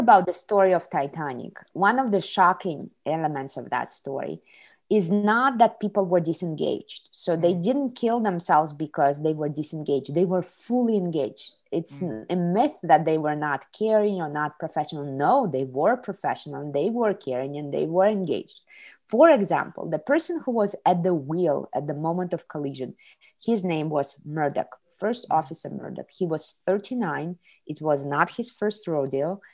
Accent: Kazakhstan; moved away as an adult; now in Ohio, United States; I was born in the Soviet Union, raised in Kazakhstan, and in 98 I came to the United States to study in college

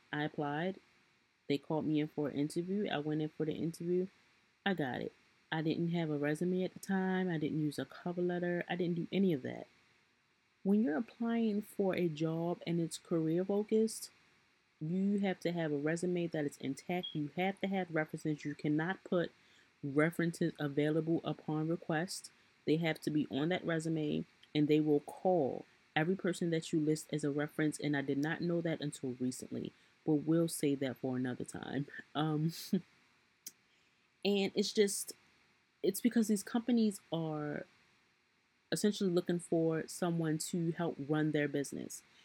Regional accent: Baltimore, Maryland, United States; I am from Baltimore, Maryland.

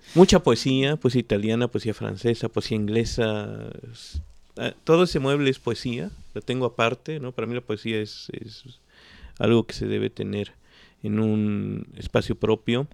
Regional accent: Mexico City, Mexico; now in Xalapa, Mexico; yo me crié en el centro de la Ciudad de México y en la UNAM, en toda esa, en la ciudad universitaria. Después regresamos a Jalapa

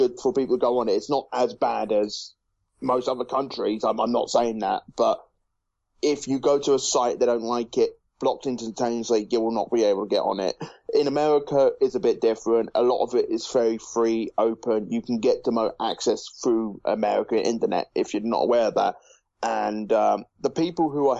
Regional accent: United Kingdom; Again, I'm not from the US either. I'm from the UK, if you can't tell by my accent

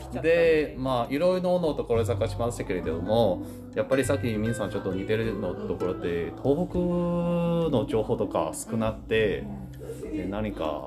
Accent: Taiwan; Japanese is a second language; moved away as an adult; also born or lived in Tainan, Taiwan; now in Senboku, Japan; 同じ台湾出身です

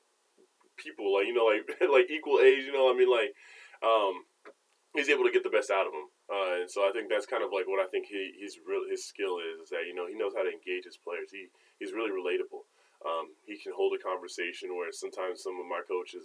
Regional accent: Colorado, United States; moved away as an adult; now in North Carolina, United States; I grew up in Colorado, went to school in Colorado

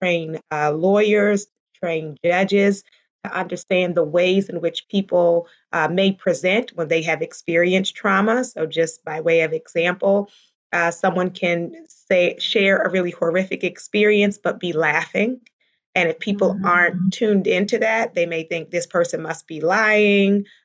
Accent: Baltimore, Maryland, United States; I grew up primarily in Baltimore, Maryland, and I was a pastor's daughter

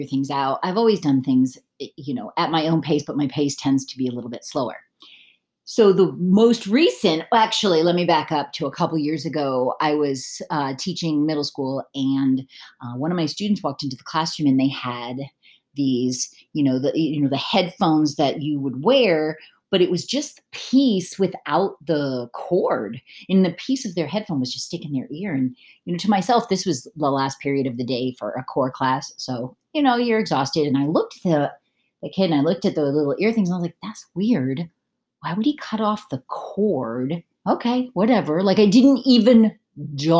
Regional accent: United States; moved away as an adult; I moved away from the United States in 2008

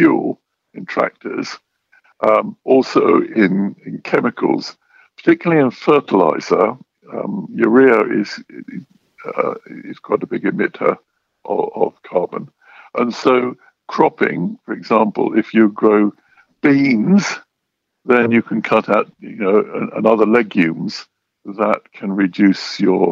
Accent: England, United Kingdom; I'm English

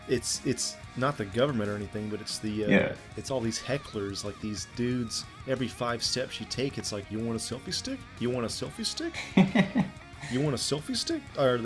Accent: Senegal; English is a second language; I'm from Senegal, and I'm like, dude, I have no cash.

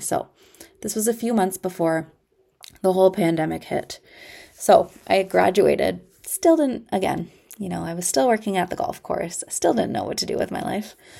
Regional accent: Ontario, Canada; I am from Ontario, Canada

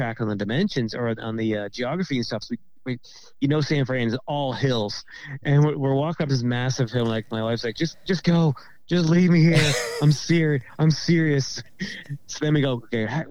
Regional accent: Nova Scotia, Canada; we're from, you know, from Nova Scotia

